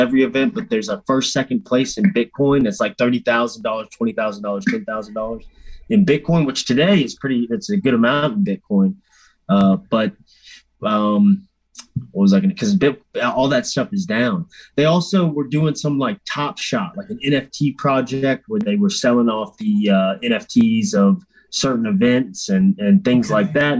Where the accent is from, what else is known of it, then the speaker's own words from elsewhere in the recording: Louisiana, United States; I'm from Louisiana.